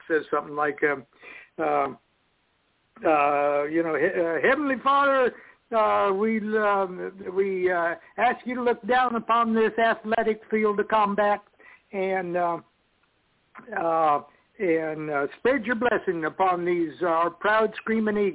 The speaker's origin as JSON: {"language": "English", "region": "Nebraska", "country": "United States", "tie": "born or raised there", "moved": "yes", "said": "when I was a kid, I was raised in Nebraska"}